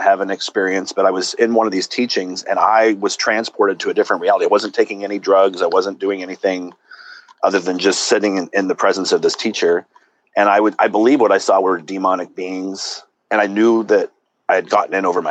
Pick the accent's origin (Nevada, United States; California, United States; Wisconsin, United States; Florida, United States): California, United States; Southern; also born or lived in Santa Cruz, California; I was born in Southern California, grew up there